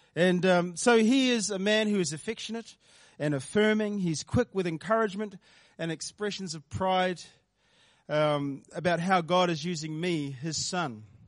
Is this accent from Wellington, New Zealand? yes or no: yes; Porirua, Wellington, New Zealand; also born or lived in South Wairarapa; my earlier years were spent over in Porirua, um, Porirua East. I grew up in Cannons Creek, um, started life there.